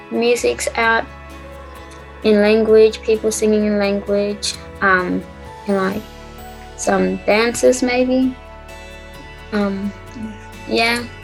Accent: Townsville, Queensland, Australia

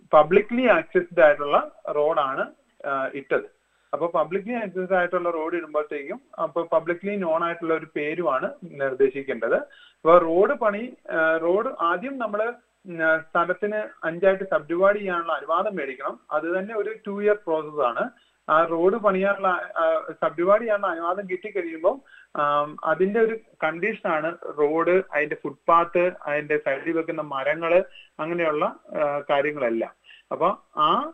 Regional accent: Kottayam, Kerala, India; now in Melbourne, Australia; ഞാൻ എന്റെ ബ്രദർ രണ്ടുപേരും കോട്ടയംകാരാണ്

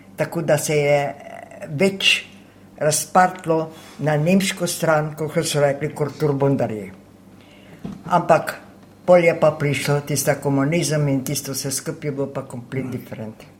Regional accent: White Carniola, Slovenia; first language Slovene; moved away as an adult; also born or lived in France; now in Sydney, Australia; Jaz sem iz Belokrajne, iz Čeple, Taritrk, ob Kolpi.

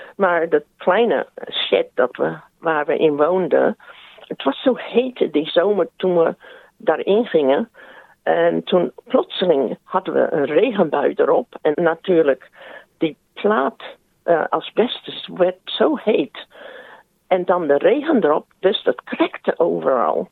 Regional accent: South Australia, Australia; also born or lived in Netherlands; we hebben al die tijd in Zuid-Australië gewoond

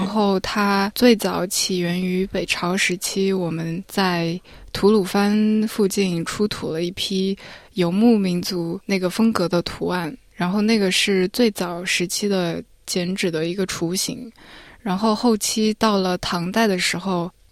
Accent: Nanjing, Jiangsu, China; now in Melbourne, Australia; 因为我来自南京

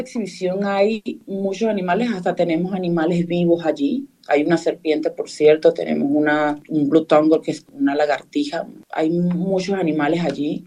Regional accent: Venezuela; now in Perth, Australia; yo soy de Venezuela

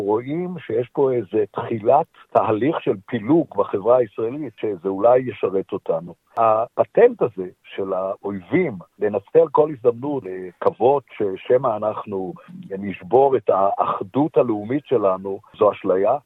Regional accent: Israel; now in Melbourne, Australia; אנחנו כישראלים

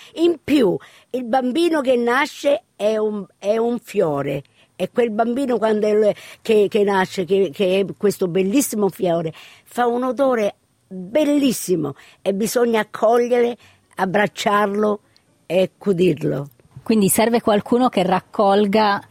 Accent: Sydney, New South Wales, Australia; also born or lived in Spadafora, Messina, Sicily, Italy; mi sento eh, australiana perché ho, ho cresciuto

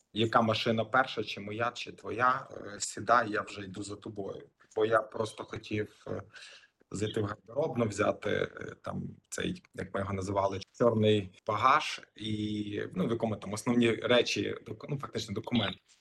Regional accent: Lviv, Lviv Oblast, Ukraine; moved away as an adult; also born or lived in Kyiv, Ukraine; now in Sydney, Australia; Я народився в місті Львові

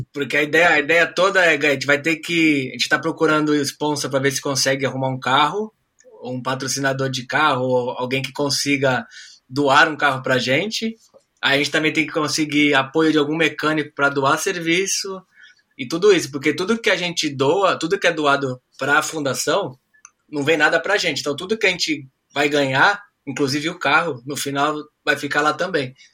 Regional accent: Brazil; now in Australia; como um bom brasileiro

